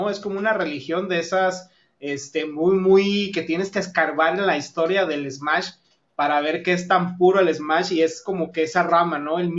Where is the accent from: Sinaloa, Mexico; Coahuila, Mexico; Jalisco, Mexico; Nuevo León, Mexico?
Nuevo León, Mexico; Monterrey; yo soy de Monterrey y mi querido Gama es de la Ciudad de México